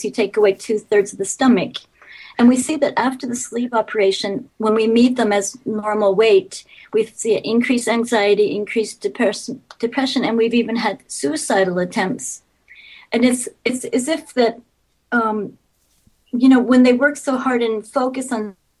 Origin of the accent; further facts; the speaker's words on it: United States; moved away as an adult; also born or lived in Richmond, Indiana; now in Sweden; in the U.S. So I grew up in the U.S.